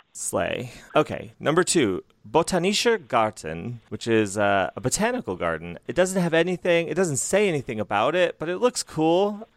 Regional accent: Bangkok, Thailand; I come from Bangkok, Thailand

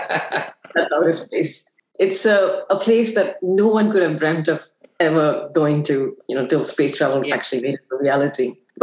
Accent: Singapore; also born or lived in Afghanistan; Afghanistan, where I spent most of my formative years, which was during the Soviet occupation. And I'm Singaporean.

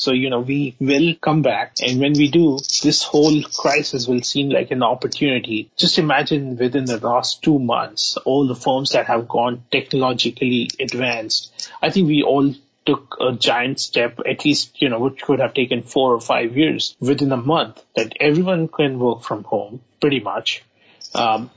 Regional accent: India; moved away as an adult; now in United States; I'm from India.

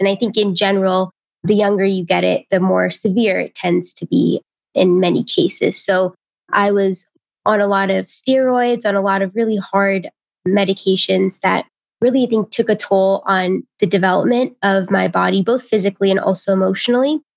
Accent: Indiana, United States; I'm from Indiana

